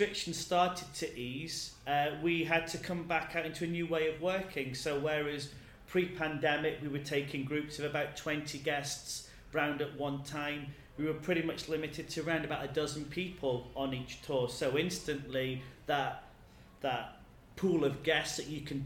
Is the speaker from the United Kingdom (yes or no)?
yes; England, United Kingdom; moved away as an adult; now in Edinburgh, United Kingdom; I'm originally from England